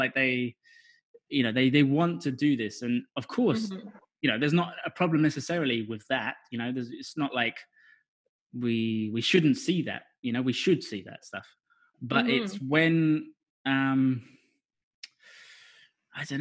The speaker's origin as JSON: {"language": "English", "region": "England", "country": "United Kingdom", "moved": "yes", "said": "personally I'm English"}